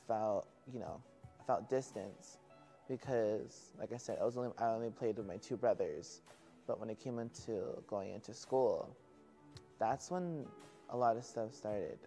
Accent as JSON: {"language": "English", "town": "Simi Valley", "region": "California", "country": "United States", "tie": "born or raised there", "also_born_or_lived": "Santa Paula, California", "said": "I'm from Santa Paula, California and raised in Simi Valley"}